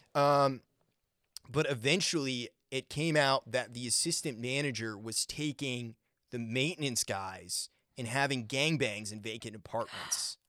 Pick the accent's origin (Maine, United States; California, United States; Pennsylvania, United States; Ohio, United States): Maine, United States; I grew up in Maine, and we'd have to shovel